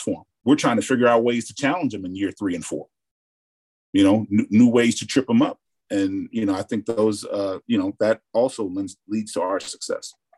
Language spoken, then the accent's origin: English; Mississippi, United States; in the South, I'm from Mississippi